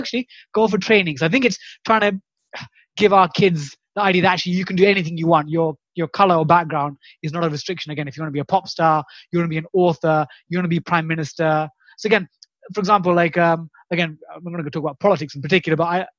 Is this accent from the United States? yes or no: no; London, United Kingdom; I'm from East London, but my parents moved from Kerala to Britain in the late 70s